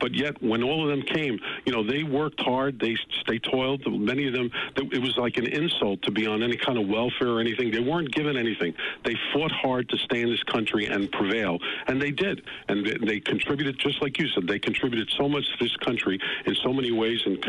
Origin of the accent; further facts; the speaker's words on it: United States; both my parents came from Sicily. And believe me, my father always said to me, you know … you were born in this country.